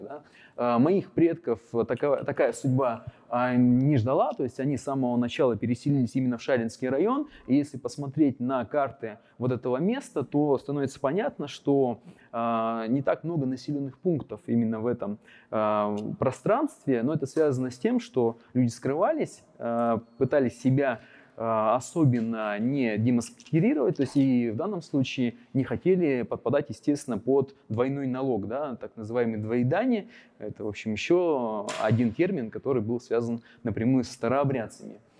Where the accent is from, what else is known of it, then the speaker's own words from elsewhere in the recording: Yekaterinburg, Sverdlovsk Oblast, Russia; я родился в Екатеринбурге, родился в одном из районов на Эльмаш